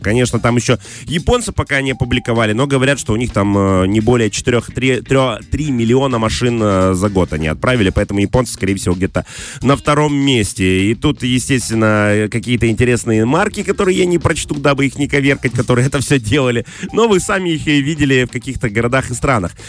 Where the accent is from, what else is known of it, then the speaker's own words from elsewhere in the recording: Transnistria, Moldova; мы из Приднестровья